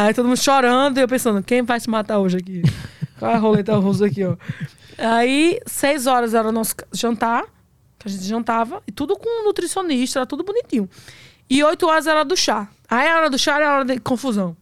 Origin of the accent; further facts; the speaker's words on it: Northeast Region, Brazil; eu sou nordestino